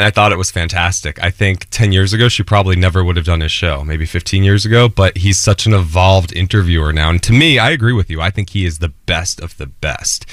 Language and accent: English; New Jersey, United States; I'm an Italian from Jersey